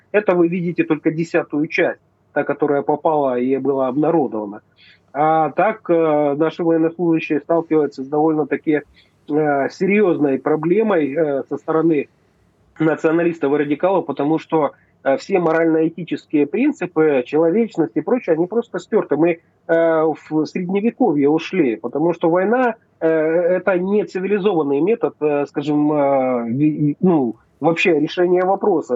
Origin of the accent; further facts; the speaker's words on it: Novyi Svit, Donetsk Oblast, Ukraine; я родился в Старобешевском районе, поселок Кубачево, Новый Свет как раз. Вот это моя малая родина